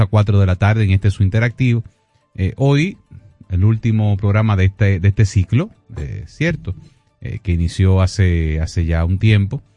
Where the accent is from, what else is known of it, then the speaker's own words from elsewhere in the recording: Dominican Republic; nosotros eh, como, dominicanos